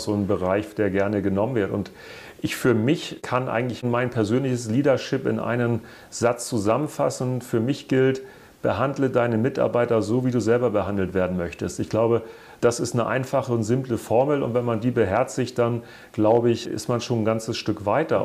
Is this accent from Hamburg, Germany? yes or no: yes; Hamburg, Germany; ich ja auch als gebürtiger Hamburger auf St. Pauli geboren wurde